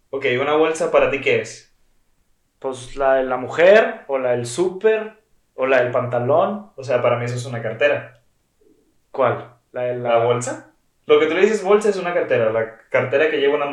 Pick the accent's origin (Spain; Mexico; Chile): Mexico; Monterrey, Nuevo León; accent: regio